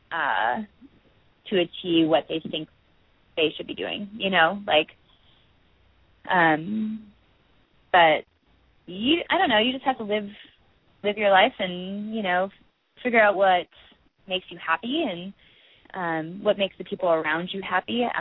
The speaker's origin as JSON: {"language": "English", "region": "Midwest", "country": "United States", "tie": "born or raised there", "said": "well, you understand what it's like growing up in the Midwest. The like"}